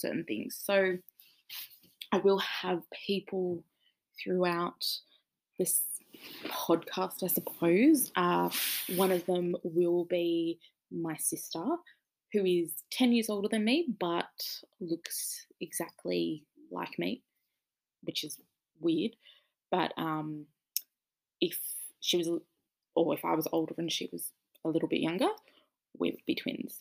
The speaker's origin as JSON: {"language": "English", "town": "Sydney", "region": "New South Wales", "country": "Australia", "said": "I am from Sydney, Australia"}